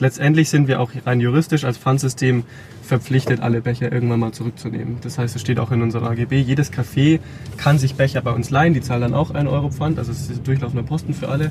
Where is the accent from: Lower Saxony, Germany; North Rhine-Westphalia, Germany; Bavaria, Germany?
Bavaria, Germany; Rosenheim; in Rosenheim, wo ich herkomme